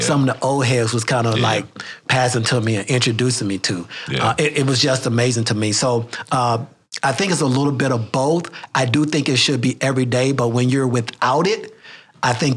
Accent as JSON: {"language": "English", "town": "Montgomery", "region": "Alabama", "country": "United States", "tie": "born or raised there", "moved": "as an adult", "lives_now": "Ames, United States", "said": "I grew up in Montgomery, Alabama"}